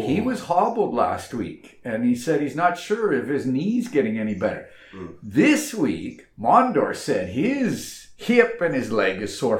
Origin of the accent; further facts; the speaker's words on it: Hamiota, Manitoba, Canada; Growing up, my hometown was 800 people.